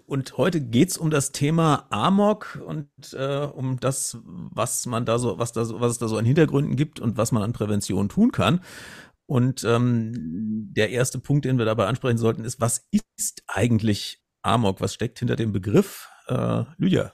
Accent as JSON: {"language": "German", "area": "Hanau area", "region": "Hesse", "country": "Germany", "tie": "born or raised there", "said": "Ich bin auch selber in Hanau geboren und dann im Umland aufgewachsen"}